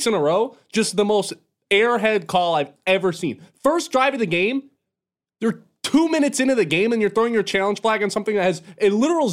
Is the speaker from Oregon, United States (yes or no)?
no; Grand Rapids, Michigan, United States; accent: Grand Rapids; my Grand Rapids accent